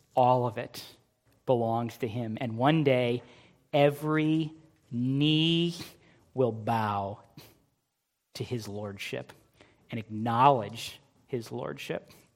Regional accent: United States; We, as American Christians

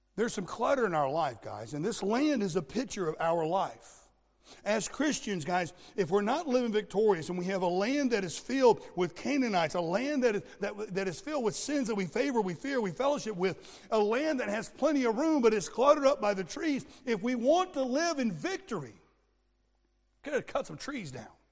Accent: Florida, United States; I grew up in Florida

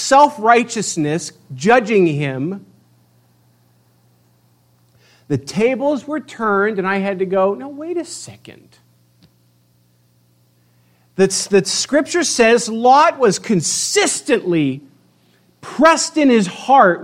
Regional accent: United States; as American Christians

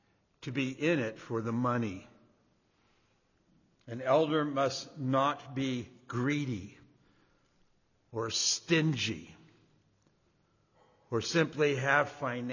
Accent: Indiana, United States; I mean, I want to stand up and say, listen, I'm from Indiana, I'm from Indiana, but we're in their house.

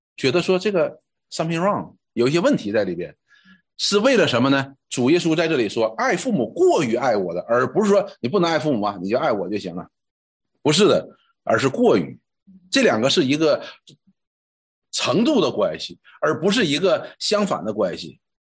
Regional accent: China; 我们中国人讲哈

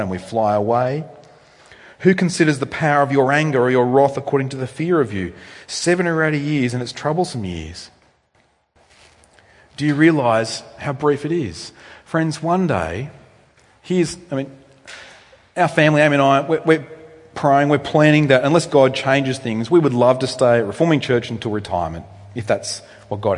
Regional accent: Australia; I'm an Australian male

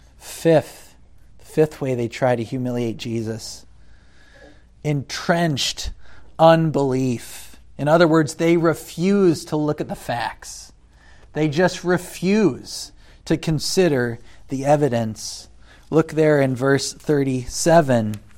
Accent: United States; as an American

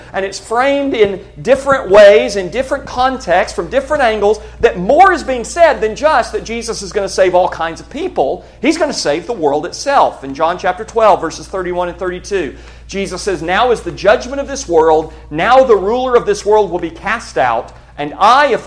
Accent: United States; American Christians

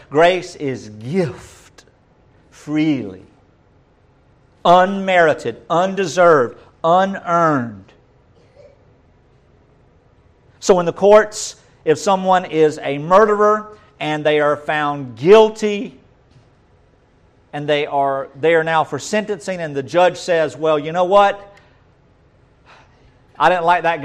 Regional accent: North Georgia, United States; Most of us country folks say charis. Or charis, if we're from the North Georgia

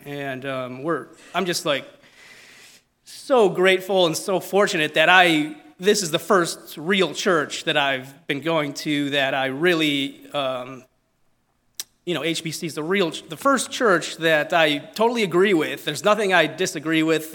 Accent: Italy; accent: Italian; my Italian accent

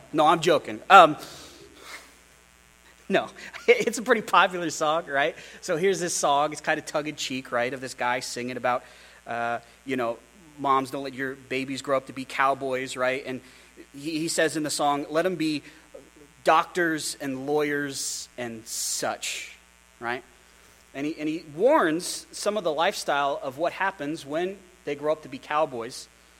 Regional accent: Pennsylvania, United States; I grew up outside of Philly. My dad, his first church was outside of Philadelphia.

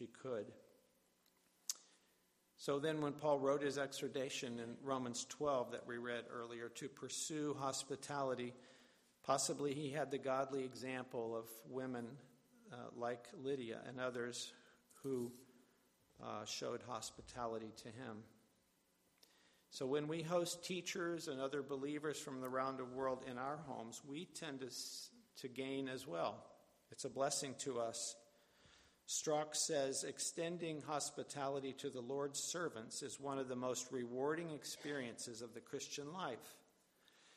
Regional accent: West Virginia, United States; moved away; I'm from West Virginia originally, as are both my parents and their families

